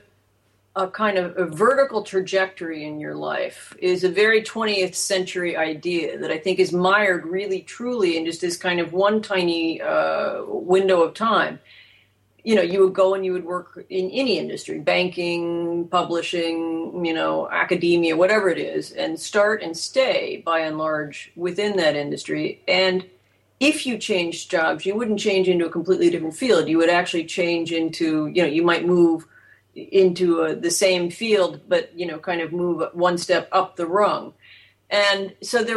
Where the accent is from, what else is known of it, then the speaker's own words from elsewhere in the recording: Kansas City, Missouri, United States; I grew up in Kansas City